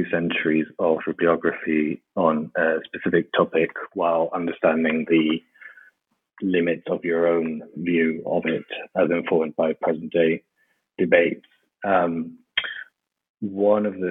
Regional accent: Madrid, Community of Madrid, Spain; I was born and raised in Madrid in Spain.

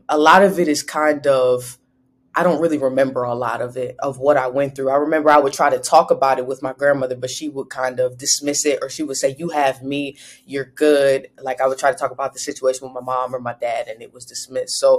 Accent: Ohio, United States; also born or lived in Highland Park, Michigan; I'm from Ohio, born and raised in Ohio. I was partially raised in Michigan as well, Highland Park, Michigan, that's near Detroit

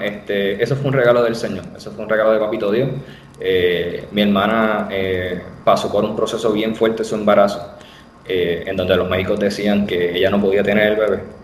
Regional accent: Bayamón, Puerto Rico; also born or lived in Corozal, Puerto Rico; nací en Bayamón, Puerto Rico, la ciudad vaquera.

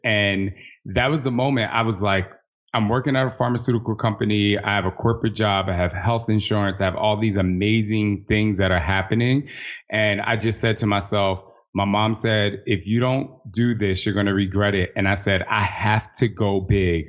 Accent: New Jersey, United States; moved away as an adult; also born or lived in Los Angeles; I'm from Jersey, so I'm literally on the other side of the country

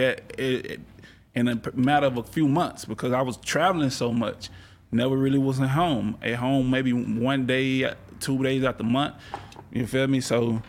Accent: Texas, United States; Like, I grew up in around the Texas, you know, all that, and that was just the culture around me at that time.

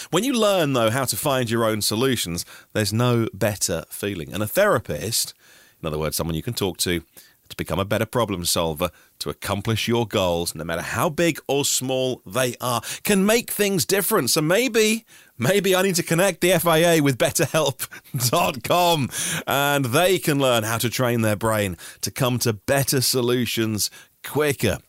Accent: United Kingdom; we're British.

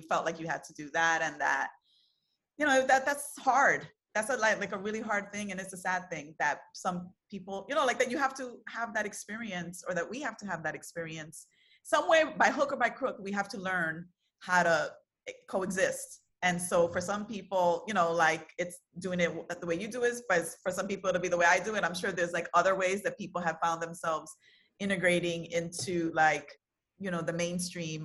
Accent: New York City, New York, United States; I'm born and raised in Brooklyn, you know, New York City girl

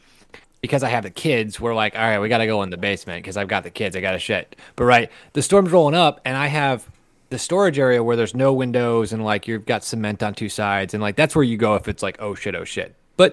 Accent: Midwest, United States; also born or lived in Omaha; I'm a Midwesterner.

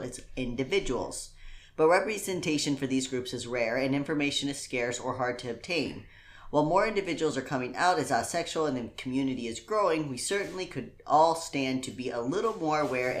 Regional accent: Indiana, United States; I'm from Indiana.

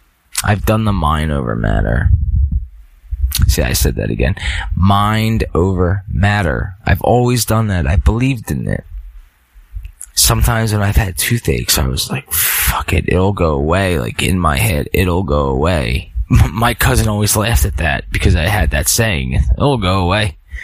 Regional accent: Philadelphia, Pennsylvania, United States; Sorry, I'm from Philly, so I'll say it like mind over matter.

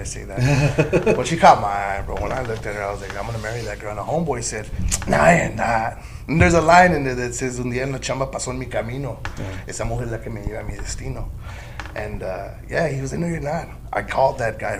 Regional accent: El Paso, Texas, United States; now in San Antonio, United States; I'm the Chuco Town vibe. I'm from El Paso originally

